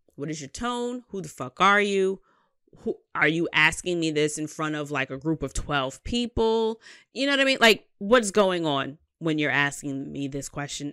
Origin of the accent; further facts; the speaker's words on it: New York City, New York, United States; I'm a Queens bitch, Southside